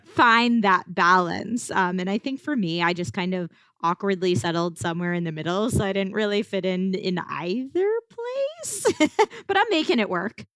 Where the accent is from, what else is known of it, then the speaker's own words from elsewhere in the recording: outside of Philadelphia, Pennsylvania, United States; moved away as an adult; now in Los Angeles, United States; I grew up outside of Philly, I think this small town that I grew up